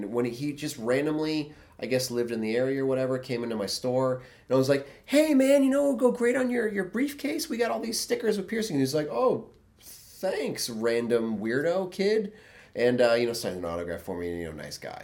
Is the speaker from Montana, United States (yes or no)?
no; Boston, Massachusetts, United States; I'm from Boston